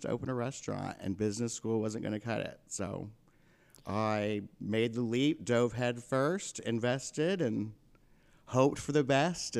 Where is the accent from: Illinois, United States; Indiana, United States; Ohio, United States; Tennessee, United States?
Indiana, United States; Vincennes; I left and went to college and came back, and Main Street had died in my hometown a little bit.